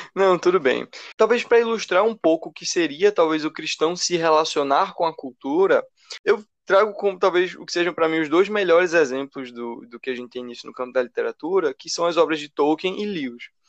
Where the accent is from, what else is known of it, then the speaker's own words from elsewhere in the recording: Recife, Pernambuco, Brazil; sou aqui do Recife também